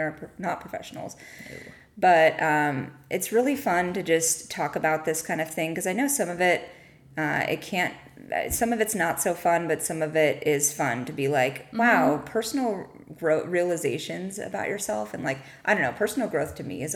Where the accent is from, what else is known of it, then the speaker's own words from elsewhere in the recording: Whittier, California, United States; I am originally from Whittier